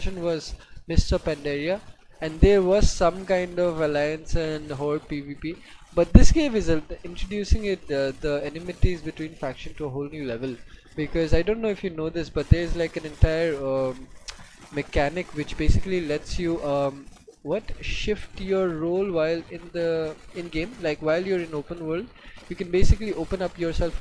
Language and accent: English; India; we are from India